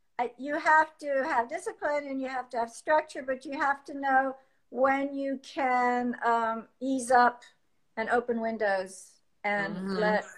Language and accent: English; Paris, Île-de-France, France; also born or lived in Washington, D.C., United States; now in United States; I grew up mostly in Europe and also in Washington, D.C. But I think my formative years was my adolescence in Paris and in the countryside around Paris